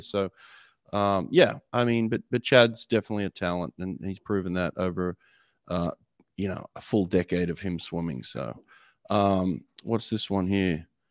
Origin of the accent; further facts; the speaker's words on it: Australia; moved away as an adult; now in United States; born in Australia, represented Australia at a couple of Olympics